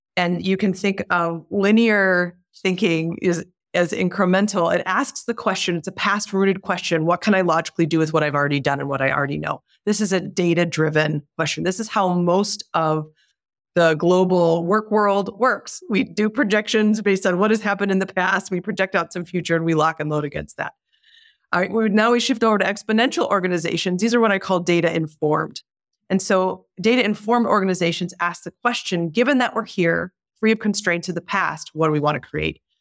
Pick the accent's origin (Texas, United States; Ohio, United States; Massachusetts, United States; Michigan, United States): Michigan, United States; Detroit; I was born and raised in Detroit